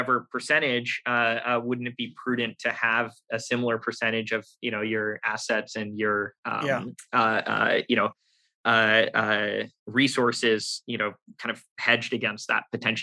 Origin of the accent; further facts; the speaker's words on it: United States; I'm an American. I was born here. I grew up here.